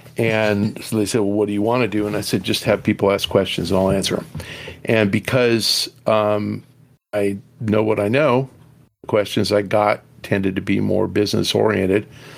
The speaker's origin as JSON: {"language": "English", "town": "Los Angeles", "region": "California", "country": "United States", "tie": "born or raised there", "lives_now": "Long Beach, United States", "said": "So I was born in Hollywood and live in Long Beach now, but born and raised in L.A."}